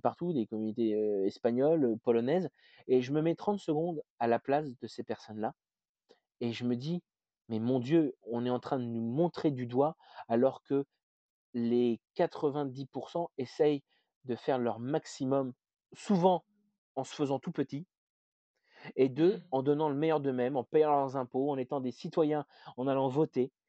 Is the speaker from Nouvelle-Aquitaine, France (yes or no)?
no; Berry, Centre-Val de Loire, France; now in Rouen, France; je suis français, née en France dans le fin fond du, du Berry